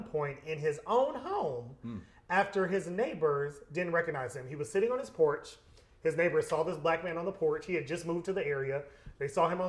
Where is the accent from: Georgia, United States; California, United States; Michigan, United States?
Georgia, United States; I'm a Georgia native, like, this is my home